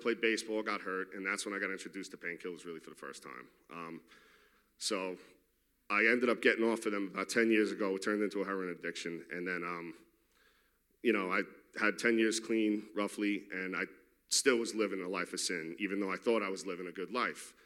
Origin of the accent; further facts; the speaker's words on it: New York City, New York, United States; I'm from Queens, New York.